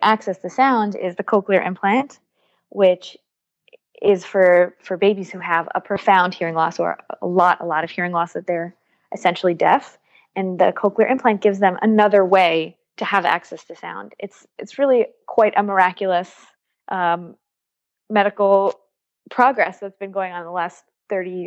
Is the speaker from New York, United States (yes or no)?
yes; New York City, New York, United States; moved away as an adult; now in Haifa, Israel; I grew up in New York, in Brooklyn. My parents are from Israel